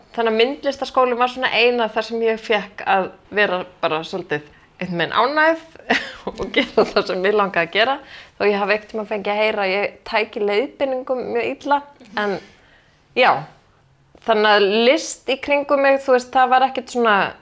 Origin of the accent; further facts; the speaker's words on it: Kópavogur, Capital Region, Iceland; also born or lived in Athens, Greece; Ég ólst upp í Kópavóinum